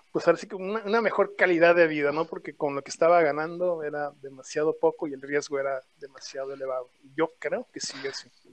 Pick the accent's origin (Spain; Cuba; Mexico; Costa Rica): Mexico; also born or lived in Toronto; yo ese día decidí regresarme a México